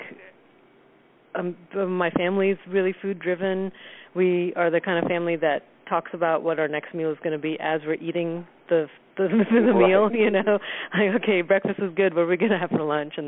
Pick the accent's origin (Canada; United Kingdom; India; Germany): India; also born or lived in Southern United States; now in United States; I'm from India and grew up cooking with a certain heritage, and then we moved to America